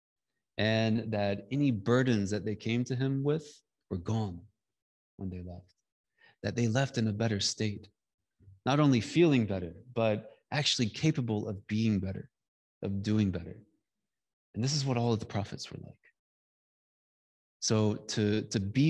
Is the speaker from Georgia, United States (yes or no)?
yes; Georgia, United States; I come from Georgia. I come from the Bible Belt. I come from, you know, I don't come from an urban place.